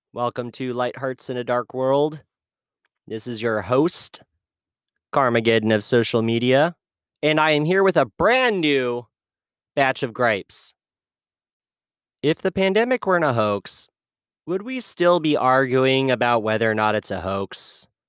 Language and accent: English; United States; I grew up with in America